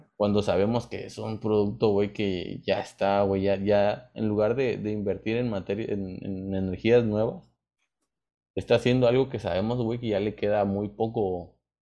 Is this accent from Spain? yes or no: no; Mexico; como mexicanos